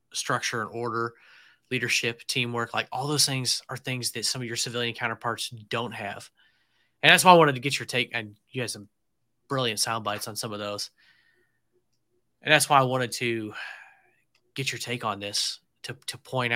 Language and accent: English; Illinois, United States; moved away; we're both from Illinois, but originally